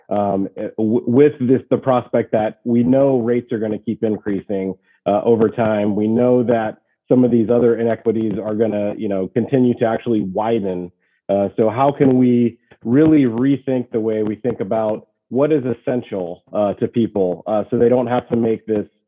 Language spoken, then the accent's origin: English; Louisiana, United States; now in California, United States; I grew up in Louisiana and, you know, now I'm out in California